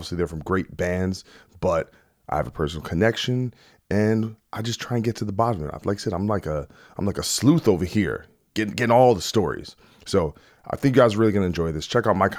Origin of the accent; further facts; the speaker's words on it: New Jersey, United States; He's from North Jersey. I'm kind of from Central Jersey.